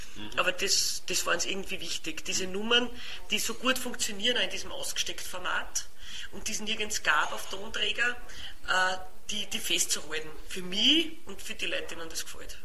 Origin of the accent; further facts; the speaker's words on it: Lower Austria / Vienna, Austria; accent: mix of Viennese and Lower Austrian dialect; mein Dialekt ist ja auch, auch wenn man es nicht gleich hört, aber meine Wiener Kollegen hören es dann manchmal auch ein Mischkulanz teilweise, wo mir niederösterreichische äh, Wörter einfallen